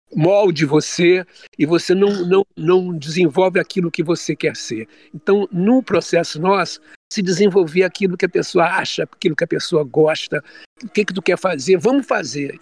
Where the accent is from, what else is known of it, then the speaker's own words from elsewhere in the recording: Rio de Janeiro, Brazil; also born or lived in Olaria, Rio de Janeiro; A minha infância foi em Bom Sucesso, nessa igreja